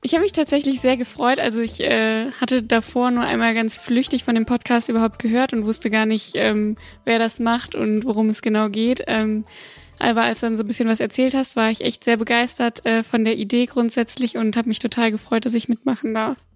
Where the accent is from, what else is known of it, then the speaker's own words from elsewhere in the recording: Bonn, North Rhine-Westphalia, Germany; also born or lived in Siegburg; komme eigentlich aus Holzler und bin geboren in Siegburg